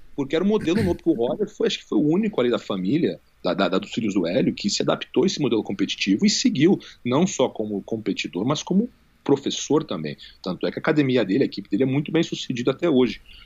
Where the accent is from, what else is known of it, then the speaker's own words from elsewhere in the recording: Rio de Janeiro, Brazil; moved away as an adult; also born or lived in United States; now in Las Vegas, United States; eu cresci no Rio